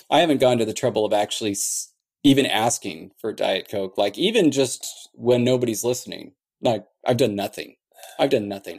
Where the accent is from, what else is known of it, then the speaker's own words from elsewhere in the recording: Orange County, California, United States; I'm from Orange County